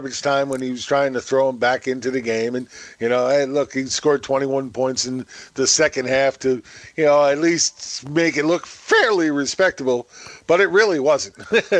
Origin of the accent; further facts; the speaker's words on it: Mount Vernon, New York, United States; he grew up in my hometown.